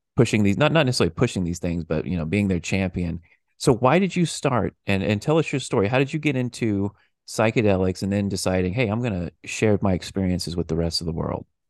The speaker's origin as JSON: {"language": "English", "country": "United States", "said": "I'm an American"}